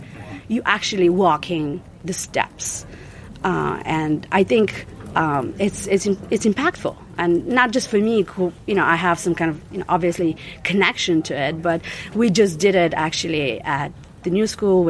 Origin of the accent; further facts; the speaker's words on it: Bulgaria; moved away; I was born in Bulgaria on the other side of the Berlin Wall. I was in my early teens when this event took place.